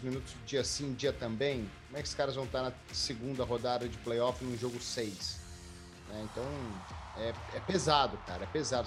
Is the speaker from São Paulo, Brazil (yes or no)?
no; Minas Gerais, Brazil; como bom mineiro